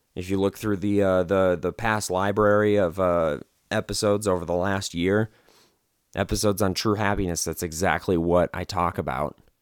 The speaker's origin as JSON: {"language": "English", "region": "Wisconsin", "country": "United States", "moved": "yes", "lives_now": "Las Vegas, United States", "said": "I'm from Wisconsin, so I'm, I'm familiar with what a real blizzard is, is like"}